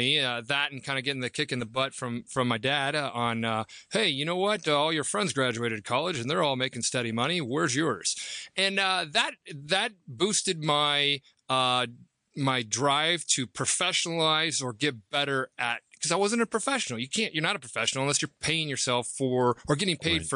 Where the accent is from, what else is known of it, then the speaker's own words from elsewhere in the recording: Nebraska, United States; I'm from Nebraska, so you know, this country kid that always wanted to trade